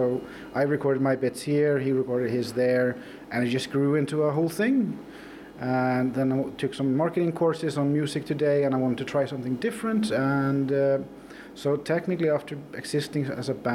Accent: Norway; moved away as an adult; also born or lived in Iceland; now in Borgarnes, Iceland; when I grew up in Norway

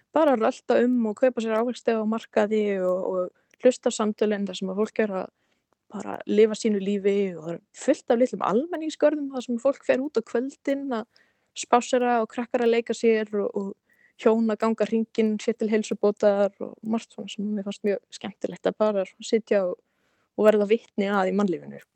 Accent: Iceland; also born or lived in United States / India; ég var alveg upp hér á Íslandi og hafði búið nokkur ári bandaríkunum

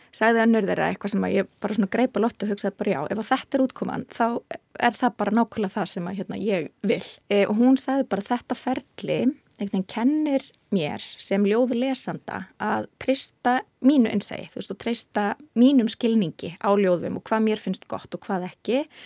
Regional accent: Iceland; ég er frá Íslandi

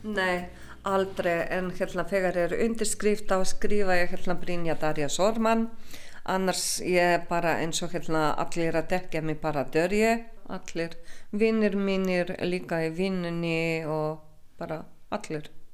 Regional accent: Slovenia; Icelandic is a second language; now in Iceland; ég er ekki Íslendingur ég er alltaf frá og verður alltaf frá Slovenju

